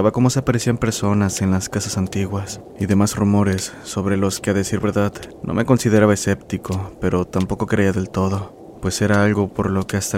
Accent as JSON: {"language": "Spanish", "town": "Monterrey", "region": "Nuevo León", "country": "Mexico", "said": "soy gran admirador de este canal. Soy de Monterrey, Nuevo León."}